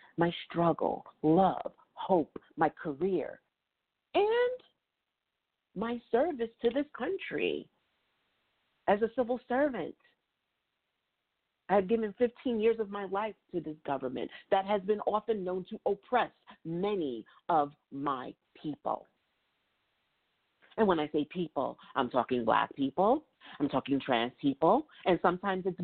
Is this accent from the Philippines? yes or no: no; New York City, New York, United States; moved away as an adult; now in Virginia, United States; I've lived, born and raised in New York City